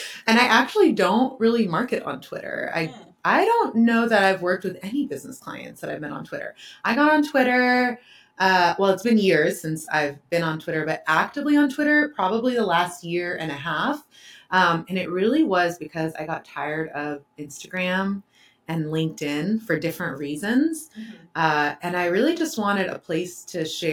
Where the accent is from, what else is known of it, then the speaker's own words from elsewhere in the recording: Euless, Texas, United States; also born or lived in Waco, Texas; I was born and raised in the Dallas-Fort Worth area. I grew up in a small town called Euless, Texas